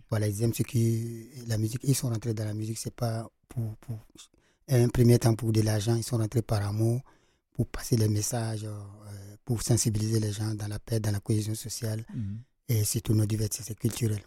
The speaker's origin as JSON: {"language": "French", "town": "Djibo", "region": "Sahel", "country": "Burkina Faso", "said": "Je viens du Sahel, dans le carrément dans le Sahel, à Djibo"}